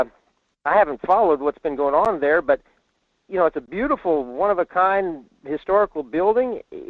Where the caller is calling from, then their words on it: Fairbanks, Alaska, United States; in Fairbanks.